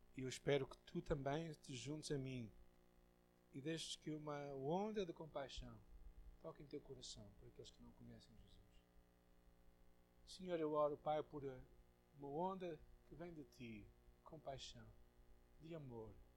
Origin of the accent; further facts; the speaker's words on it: Portugal; eu tenho como português, como branco, como ocidental